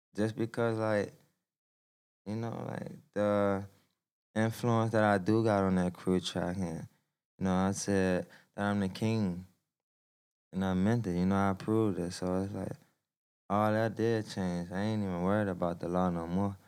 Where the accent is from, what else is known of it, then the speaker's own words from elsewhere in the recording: Washington, District of Columbia, United States; I'm from Southeast DC, and basically like it's a big struggle there